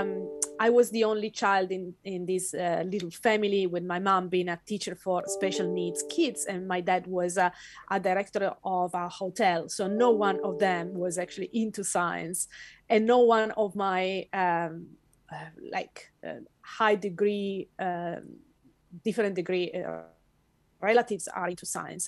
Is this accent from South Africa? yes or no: no; Italy; moved away as an adult; now in Western Australia, Australia; I was born and raised in Italy in a family that was not educated that much